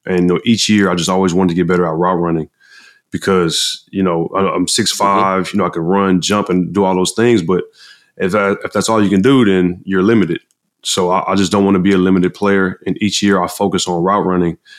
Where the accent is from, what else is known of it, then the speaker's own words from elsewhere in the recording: Galveston, Texas, United States; I grew up in Galveston, Texas